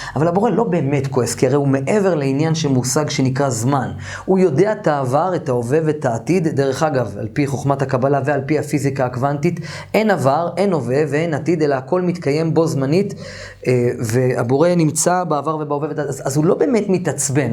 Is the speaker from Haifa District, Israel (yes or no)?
no; Jerusalem, Jerusalem District, Israel; גדלתי במאה שערים